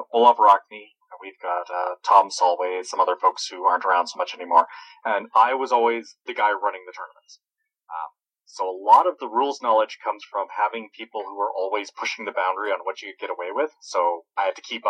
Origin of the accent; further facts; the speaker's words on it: Edmonton, Alberta, Canada; I'm from Edmonton, Alberta.